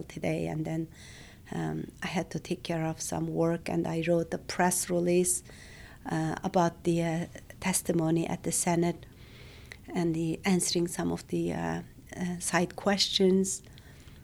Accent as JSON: {"language": "English", "town": "Urumqi", "region": "Xinjiang", "country": "China", "tie": "born or raised there", "moved": "as an adult", "said": "I was born and raised in Urumqi, the capital city of the East Turkestan."}